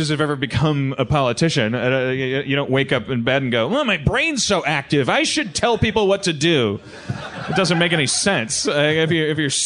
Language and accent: English; California, United States; I'm from California, I love California.